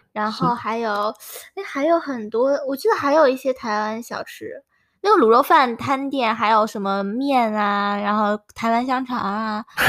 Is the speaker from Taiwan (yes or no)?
no; northern China, China; now in London, United Kingdom; 因为我们北方吃牛肉面很咸